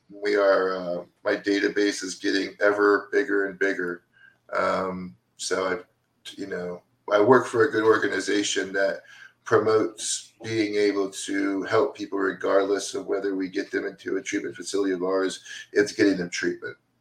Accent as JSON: {"language": "English", "town": "DeLand", "region": "Florida", "country": "United States", "tie": "born or raised there", "said": "I grew up in Deland, Florida, over by Daytona Beach"}